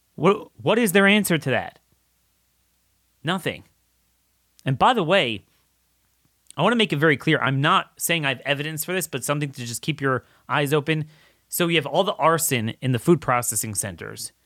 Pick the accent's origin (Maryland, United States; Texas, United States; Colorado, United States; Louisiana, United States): Maryland, United States; Baltimore; my hometown of Baltimore